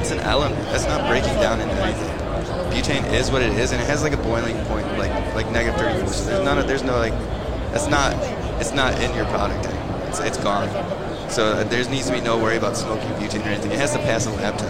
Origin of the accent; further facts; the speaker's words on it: Buffalo, New York, United States; also born or lived in Cleveland, Ohio; now in Las Vegas, United States; born and raised in Buffalo, New York